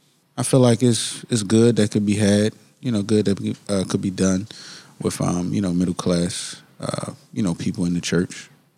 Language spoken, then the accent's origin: English; Baltimore, Maryland, United States; I'm born and raised in Baltimore City.